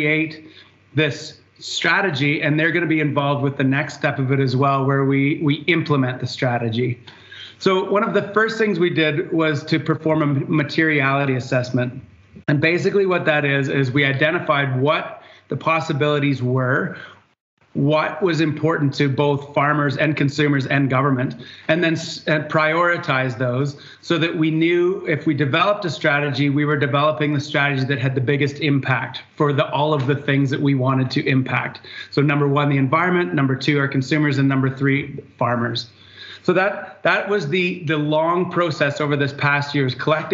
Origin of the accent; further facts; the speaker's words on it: north of Guelph, Ontario, Canada; I'm a dairy farmer, obviously, from north of Guelph